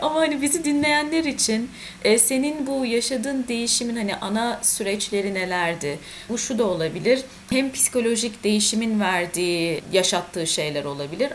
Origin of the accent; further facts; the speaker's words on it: Ankara, Turkey; moved away; also born or lived in Istanbul; İkimiz de Ankaralıyız.